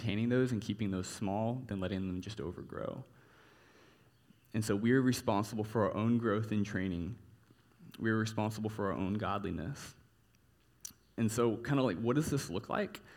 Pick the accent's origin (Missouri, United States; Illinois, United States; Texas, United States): Texas, United States; growing up in Texas